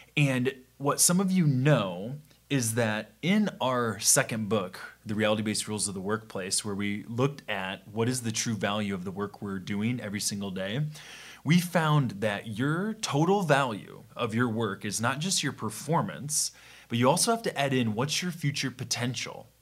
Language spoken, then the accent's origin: English; Midwest, United States; we're from the Midwest